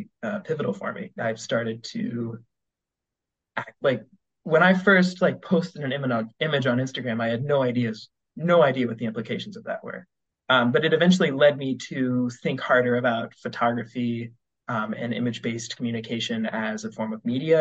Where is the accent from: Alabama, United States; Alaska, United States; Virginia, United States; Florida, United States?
Virginia, United States; Western; moved away as an adult; also born or lived in Ohio; now in Oberlin, United States; I'm currently a student at Oberlin College in Ohio, but I'm from Western Virginia.